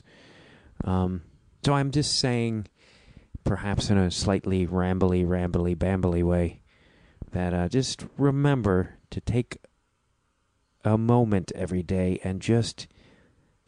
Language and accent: English; Chicago, Illinois, United States; accent: Chicago accent, Midwestern flat A; There's my Chicago accent slipped out there a little bit. My Midwestern flat